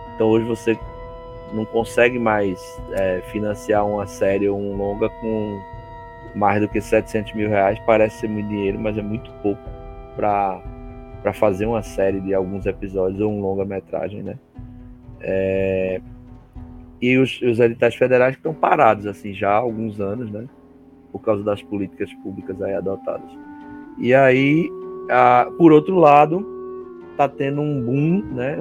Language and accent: Portuguese; Northeast Region, Brazil